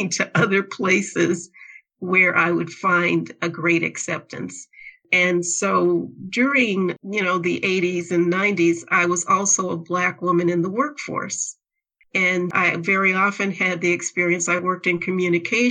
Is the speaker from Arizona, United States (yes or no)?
yes; Phoenix, Arizona, United States; I grew up in Phoenix, Arizona. I grew up in the downtown Phoenix area